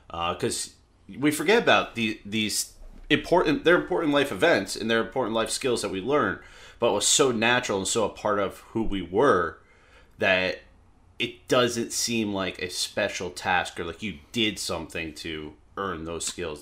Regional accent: the South, United States; moved away; I am from the South originally

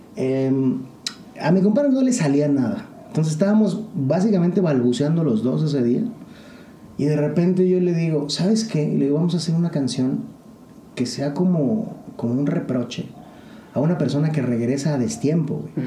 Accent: Mexico; como mexicano, como latinoamericano

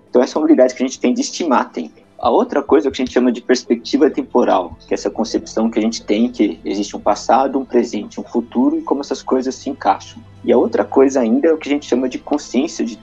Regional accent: Jundiaí, São Paulo, Brazil; Eu sou de Jundiaí.

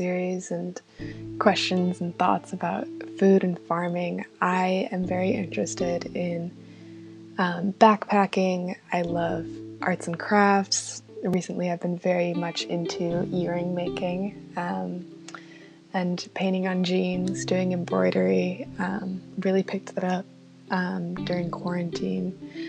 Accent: Grand Rapids, Michigan, United States; moved away as an adult; now in Kalamazoo, United States; I am originally from Grand Rapids, Michigan, but currently am living in Kalamazoo with 7 other roommates

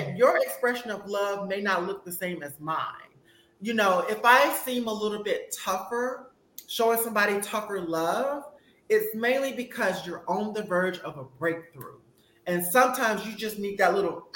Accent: Mississippi, United States; I'm from Mississippi

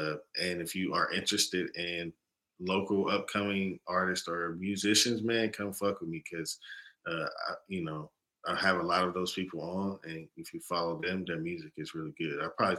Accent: Chattanooga, Tennessee, United States; I'm from Chattanooga, Tennessee.

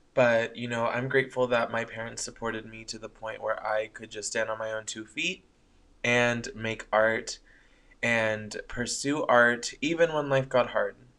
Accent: Coachella Valley, California, United States; moved away as an adult; also born or lived in Thousand Oaks, California; now in San Francisco, United States; they ended up moving down to the Coachella Valley, where I was raised

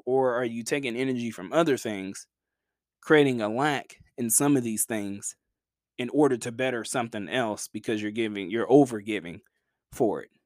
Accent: Chattanooga, Tennessee, United States; my hometown team

